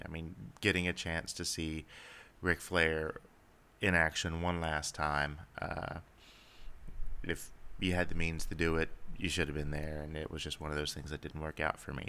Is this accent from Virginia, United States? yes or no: no; Cincinnati, Ohio, United States; growing up around the Cincinnati area